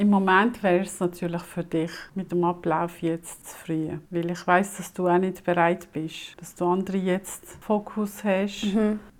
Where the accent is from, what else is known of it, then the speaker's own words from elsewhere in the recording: Switzerland; accent: Swiss German; wenn ich im Laden bin und jemand mit mir Hochdeutsch redet und ich rede Schweizerdeutsch